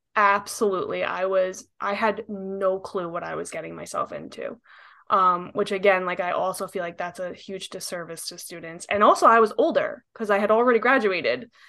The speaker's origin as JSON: {"language": "English", "region": "New York", "country": "United States", "tie": "born or raised there", "said": "I'm an architect, born and raised in New York"}